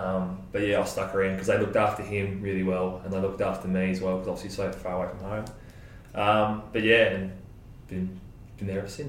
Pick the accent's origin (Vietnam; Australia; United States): Australia; Mildura, Victoria; moved away; I'm from Mildura, which is way up about 6 hours drive.